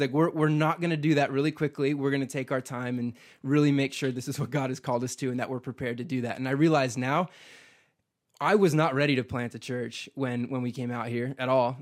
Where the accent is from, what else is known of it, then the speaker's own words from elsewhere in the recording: Midwest, United States; moved away as an adult; now in Boise, United States; I grew up in the Midwest, man. I have roots there. I'm a Midwesterner